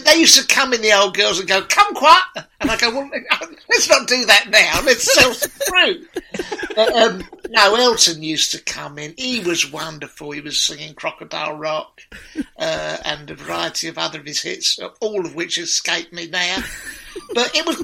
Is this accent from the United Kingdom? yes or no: yes; London, United Kingdom; now in Watford, United Kingdom; I'm originally from Deptford, Bermondsey